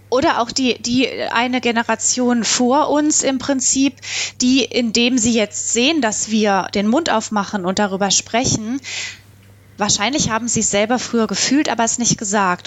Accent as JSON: {"language": "German", "region": "Baden-Württemberg", "country": "Germany", "said": "ich bin ja aus Baden-Württemberg"}